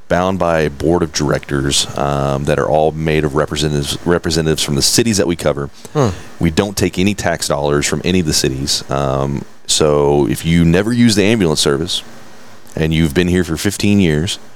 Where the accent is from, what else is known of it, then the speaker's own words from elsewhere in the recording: River Oaks, Texas, United States; also born or lived in Benbrook, Texas / Fort Worth, Texas / Chicago area; I've been in River Oaks primarily my entire life